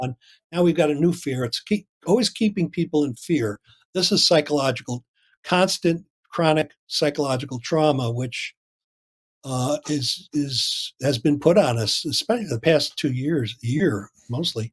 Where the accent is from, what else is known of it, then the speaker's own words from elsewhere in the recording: Loudonville, New York, United States; I grew up in Loudonville, New York